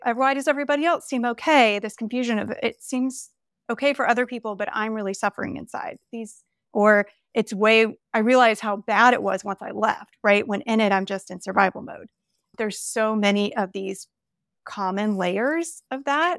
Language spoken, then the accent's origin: English; the South, Southern United States, United States; when we moved back to my hometown a few years ago, and I was confronted with all of the, like, Southern religious, cultural kind of stuff that I was surrounded with growing up